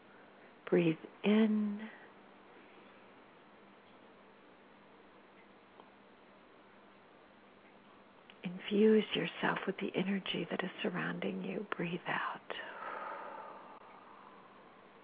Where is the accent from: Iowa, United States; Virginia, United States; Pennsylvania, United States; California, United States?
California, United States; also born or lived in Sacramento